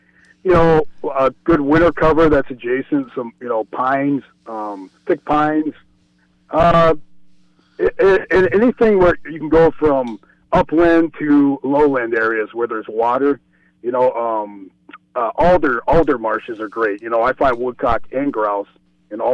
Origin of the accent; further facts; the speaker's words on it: Cajun, Louisiana, United States; now in Ely, United States; I'm a Cajun guy